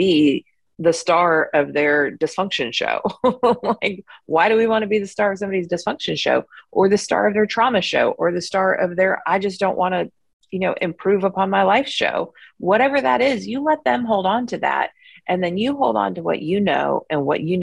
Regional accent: United States; I grew up in the United States

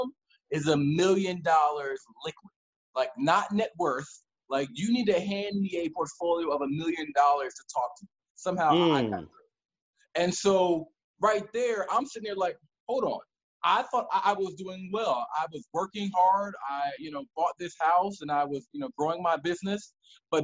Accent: Maryland, United States; also born or lived in North Carolina; I was born and raised in Maryland

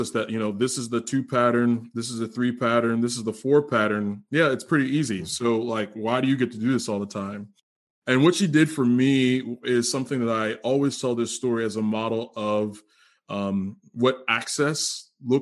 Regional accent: Cambridge, Maryland, United States; that's where I'm from.

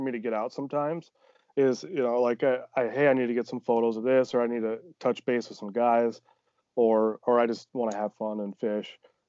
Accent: Iowa, United States; Like I'm from Northeast Iowa originally, small town, you know

